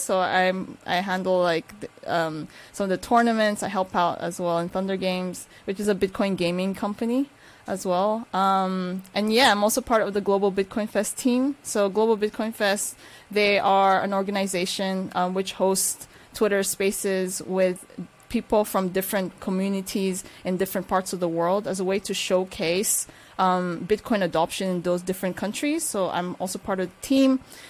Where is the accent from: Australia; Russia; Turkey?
Turkey; born there; I am half Nigerian, half Filipina, who was born in Turkey.